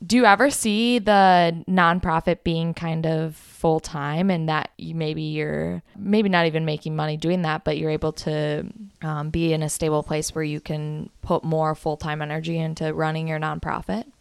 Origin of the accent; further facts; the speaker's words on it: Minnesota, United States; I'm from Minnesota.